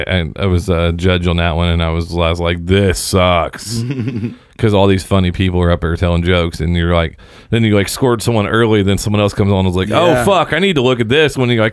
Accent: Seymour, Indiana, United States; I'm from Seymour, but I don't hate minorities.

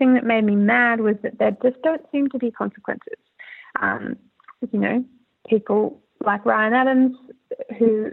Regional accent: Brisbane, Queensland, Australia; moved away; I'm from Brisbane

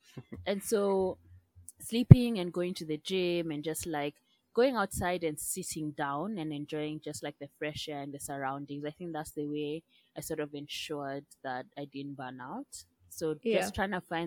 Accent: Kenya; moved away; also born or lived in United Kingdom / United States; I'm from Kenya

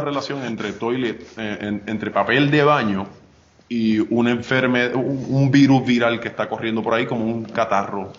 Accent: Arecibo, Puerto Rico; moved away as an adult; also born or lived in North Dakota, United States; yo soy nacido y criado en Arecibo, yo soy de Ato Arriba

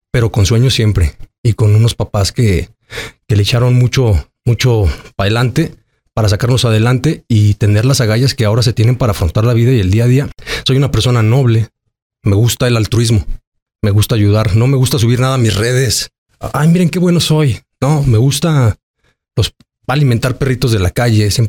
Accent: Aguascalientes, Mexico; Soy un chavo que, crecí en Aguascalientes, en el barrio. Soy gente barrio.

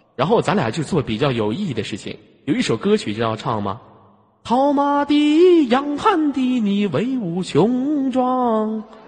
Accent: Inner Mongolia, China; 我家内蒙古的

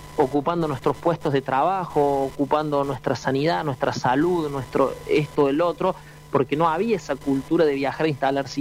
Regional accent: Argentina; moved away

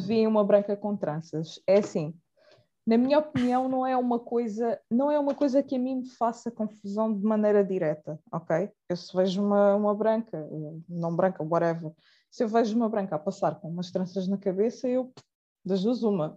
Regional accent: Portugal; eu nasci cá, uh, em Portugal, cá, Portugal é, é cá

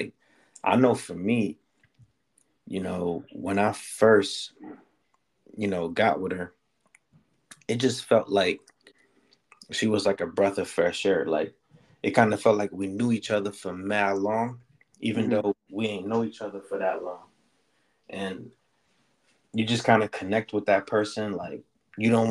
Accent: New York City, New York, United States; growing up in the Bronx and shit, I lived on the sixth floor

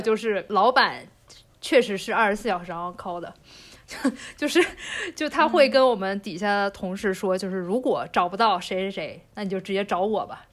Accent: China; 这在我们中国人来看来，这都是不可能的事情

